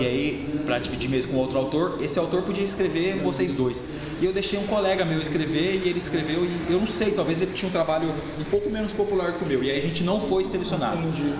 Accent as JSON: {"language": "Portuguese", "town": "Porecatu", "region": "Paraná", "country": "Brazil", "tie": "born or raised there", "also_born_or_lived": "Apucarana / Londrina", "moved": "as an adult", "lives_now": "Campo Mourão, Brazil", "said": "sou de Porecatu, região de, de Londrina ali cresci em Porecatu"}